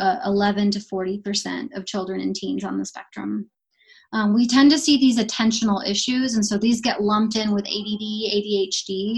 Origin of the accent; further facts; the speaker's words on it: Las Cruces, New Mexico, United States; I'm from Las Cruces